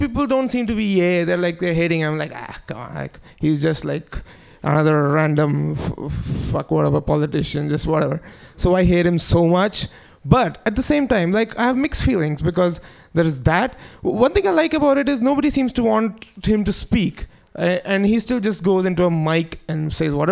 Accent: India; now in United States; I'm Indian

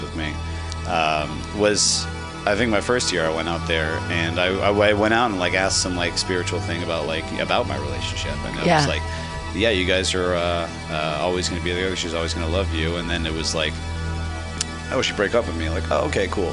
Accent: Novato, California, United States; moved away as an adult; also born or lived in Berkeley; now in San Francisco, United States; I'm from Novato

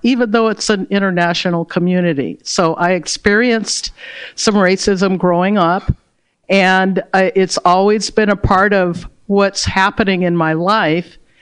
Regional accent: Berkeley, California, United States; I was born and raised in Berkeley, California

